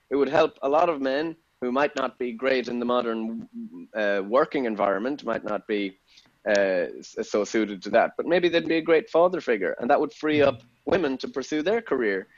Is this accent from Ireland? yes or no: yes; Ireland; moved away as an adult; also born or lived in Austin, Texas; now in England; as an Irishman